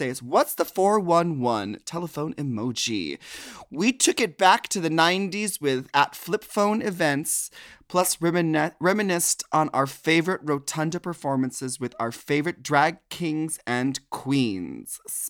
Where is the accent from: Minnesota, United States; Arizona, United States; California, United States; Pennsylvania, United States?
Minnesota, United States; Now, I'm from Minnesota, so the Mall of America was my mall that I would go to.